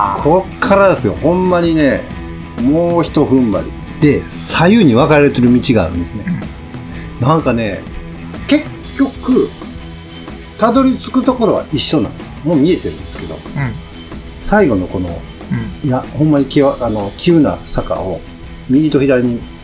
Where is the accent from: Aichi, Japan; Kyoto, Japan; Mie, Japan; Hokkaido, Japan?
Kyoto, Japan; あ僕も京都ですよ